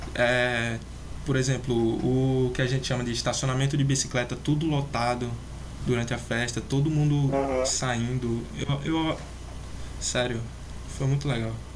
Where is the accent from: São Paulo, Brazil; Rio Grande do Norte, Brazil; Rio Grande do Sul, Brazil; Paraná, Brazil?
Rio Grande do Norte, Brazil; Natal; also born or lived in Belgium; eu sou aqui de Natal, num, a capital do Rio Grande do Norte, sabe? Pode até ver pelo meu sotaque